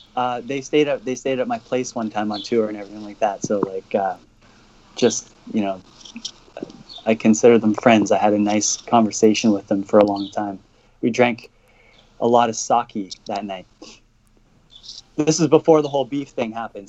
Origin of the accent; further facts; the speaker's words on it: Canada; as a Canadian